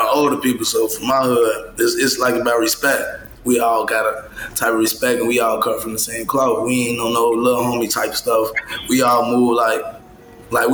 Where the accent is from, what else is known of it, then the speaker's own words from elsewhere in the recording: Chicago, Illinois, United States; I'm from Chicago, out west, L-Town.